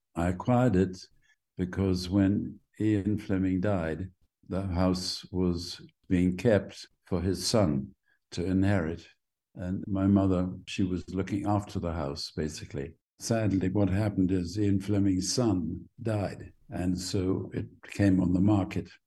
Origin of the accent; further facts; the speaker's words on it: Jamaica; also born or lived in London, United Kingdom; I was born in the middle of the sort of west end of London. And then my mother and father took me back by boat to uh, Jamaica.